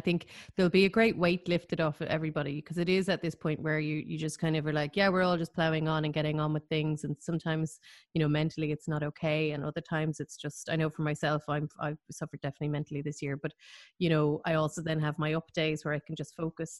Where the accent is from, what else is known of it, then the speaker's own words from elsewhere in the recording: Ireland; as Irish concert goers